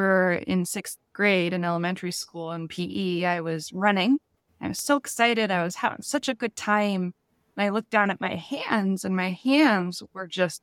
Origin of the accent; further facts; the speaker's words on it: Washington, United States; I've been born and raised in Washington. I live in a really nice area called Kirkland.